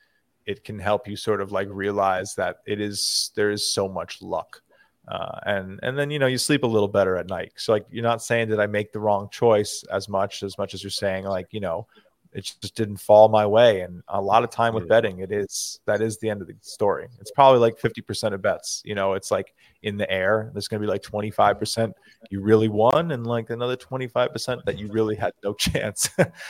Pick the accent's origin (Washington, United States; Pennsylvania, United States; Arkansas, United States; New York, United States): New York, United States; I'm a New Yorker.